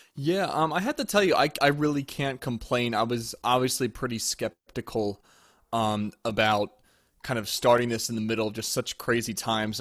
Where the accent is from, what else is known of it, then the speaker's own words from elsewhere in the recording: near West Chester, Pennsylvania, United States; moved away as an adult; also born or lived in Louisiana; I grew up near Westchester in Pennsylvania.